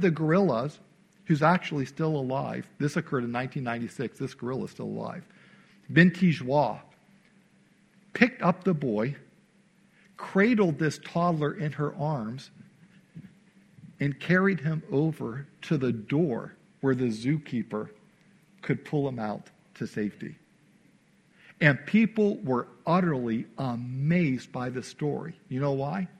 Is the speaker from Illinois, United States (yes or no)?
yes; Naperville, Illinois, United States; moved away as an adult; I spent most of my life growing up outside of Chicago in a suburb called Naperville. I was there from age 9 until I went off to Bible college.